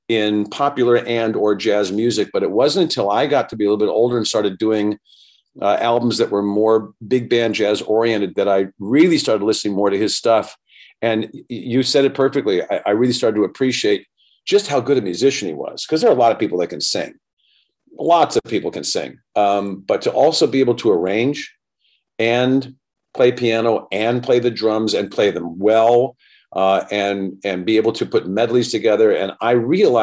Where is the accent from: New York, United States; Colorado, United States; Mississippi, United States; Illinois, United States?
New York, United States; moved away; also born or lived in Westchester County, New York / Beverly Hills, California; growing up in New York at that time